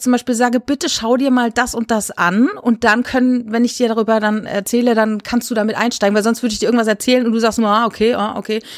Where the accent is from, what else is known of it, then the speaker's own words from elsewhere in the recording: Rhineland-Palatinate, Germany; moved away; also born or lived in Saarland; ich bin in der Pfalz groß geworden